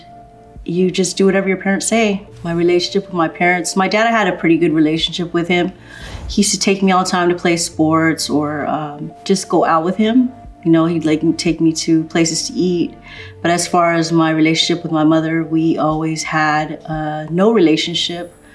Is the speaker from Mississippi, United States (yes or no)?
no; Los Angeles, California, United States; also born or lived in Glendale, California; I was born in Glendale, California. I actually grew up in a pretty good neighborhood. I lived in Eagle Rock, in the hills of Eagle Rock.